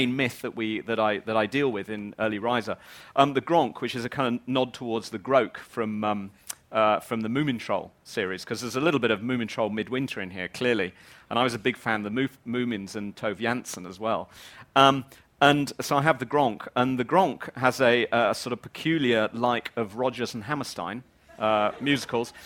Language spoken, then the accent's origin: English; England, United Kingdom; moved away as an adult; now in Wales, United Kingdom; I'm not Welsh, I'm English.